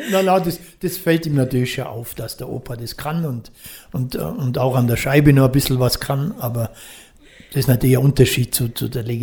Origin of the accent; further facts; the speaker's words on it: Füssen, Bavaria, Germany; für mich war immer klar, ich komme wieder zurück nach Füssen das war meine Heimat und ist und wird sie immer bleiben.